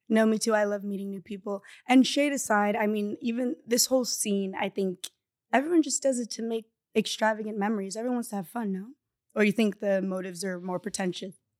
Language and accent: English; Bali, Indonesia; moved away; I speak Indonesian with my, um, little sister that I grew up in Bali